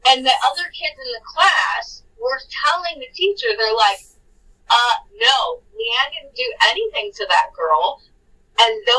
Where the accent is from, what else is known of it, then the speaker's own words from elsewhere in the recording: San Bernardino, California, United States; growing up in San Bernardino, which is not a good city